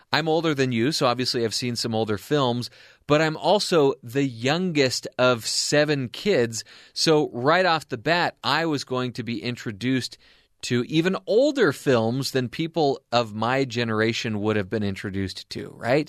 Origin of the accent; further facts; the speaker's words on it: Anaheim, California, United States; I'm from Anaheim, California